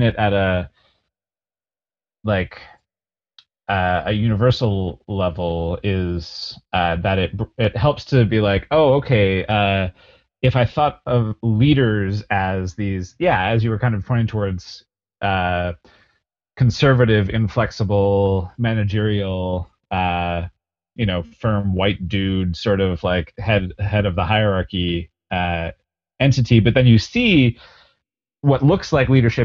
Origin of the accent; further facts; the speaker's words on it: Calgary, Alberta, Canada; I'm born and raised in Calgary